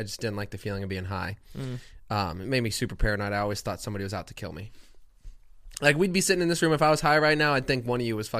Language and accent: English; Plantation, Florida, United States; moved away; Fort Lauderdale. Well, Plantation.